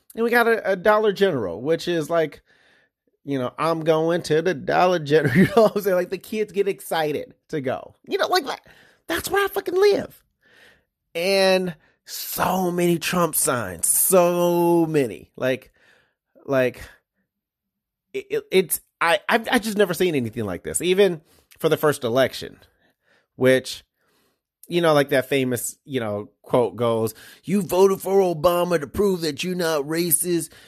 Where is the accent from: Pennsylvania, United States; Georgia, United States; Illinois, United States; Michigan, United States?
Michigan, United States; Detroit; now in Iowa, United States; growing up in Detroit, we have something called Devil's Night